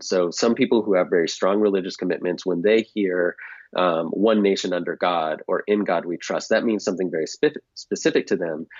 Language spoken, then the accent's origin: English; United States; moved away as an adult; also born or lived in Japan; we as Americans, and speaking as an American